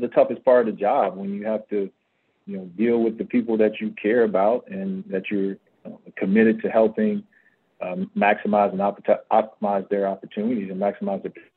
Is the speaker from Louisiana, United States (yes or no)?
no; Miami, Florida, United States; moved away as an adult; now in Phoenix, United States; Growing up in Florida, being an ex-football player up until I went to high school, I'm going to the U